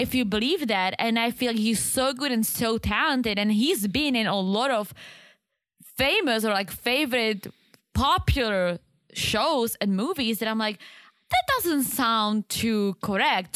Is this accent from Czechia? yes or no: yes; Czechia; I'm Czech. I am not from Prague. I'm actually from the other side.